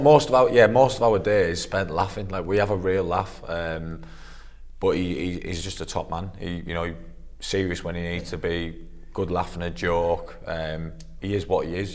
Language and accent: English; Middlesbrough, North East England, United Kingdom; moved away as an adult; it's my hometown club.